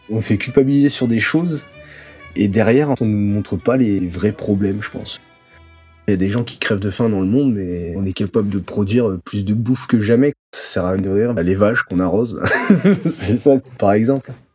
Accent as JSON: {"language": "French", "town": "Saint-Raphaël", "region": "Provence-Alpes-Côte d'Azur", "country": "France", "tie": "born or raised there", "also_born_or_lived": "Saint-Brieuc", "moved": "as an adult", "said": "moi je viens du Var, Saint-Raphaël. J'ai grandi là-bas jusqu'à 22 ans"}